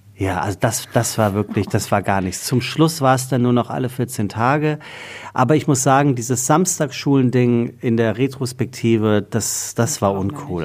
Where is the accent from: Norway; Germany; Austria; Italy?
Germany; Taunus, Hesse; also born or lived in Frankfurt; Ich bin geboren äh, 1979 in einem Sommermonat in Frankfurt. Ähm, und ich bin aufgewachsen im Taunus, das ist unweit von Frankfurt.